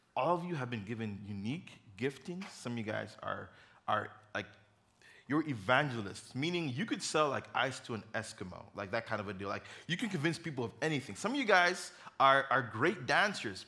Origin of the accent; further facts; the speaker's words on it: Uganda; moved away; I grew up in Uganda.